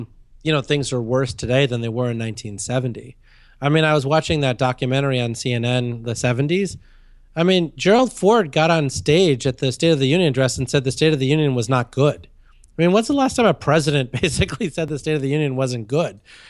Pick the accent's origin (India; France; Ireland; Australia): India; moved away; I was born in India.